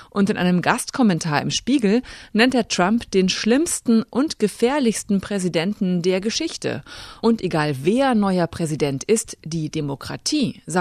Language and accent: German; Germany; und für mich als Deutsche dieses zwei parteien system Das ist für mich ein bisschen das Grundübel